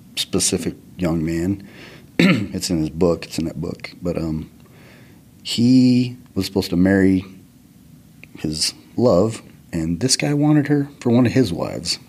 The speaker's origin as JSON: {"language": "English", "town": "Taylor", "region": "Arizona", "country": "United States", "tie": "born or raised there", "said": "I grew up in Taylor, which is a Mormon community in Arizona, northern Arizona"}